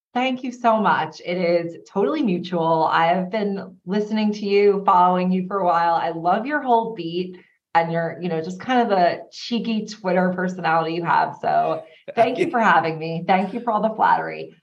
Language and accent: English; Long Island, New York, United States; we're all from Long Island Day you know, a very lovely town out here. Mm-hmm. And we grew up together